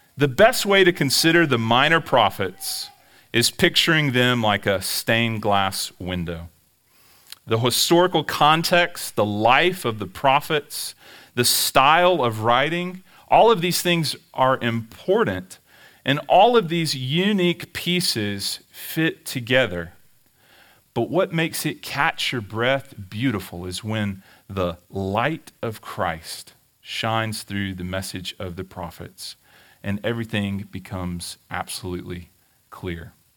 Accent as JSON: {"language": "English", "town": "Pelahatchie", "region": "Mississippi", "country": "United States", "also_born_or_lived": "Dallas-Fort Worth, Texas", "moved": "as an adult", "said": "I'm from Pillahachie, Mississippi. After college, we moved to Dallas, Fort Worth"}